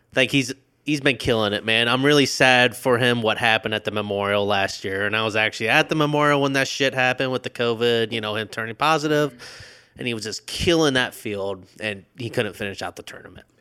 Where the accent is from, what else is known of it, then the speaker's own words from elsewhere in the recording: Indiana, United States; born and raised in Indiana